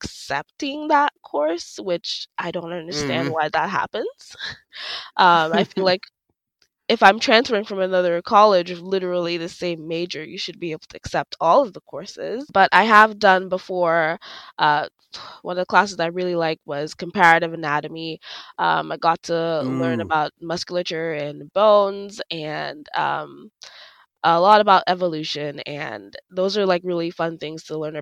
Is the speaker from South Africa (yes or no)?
no; Dominica; moved away; I'm from the Commonwealth of Dominica in the Caribbean, and my island has a wide range of flora and fauna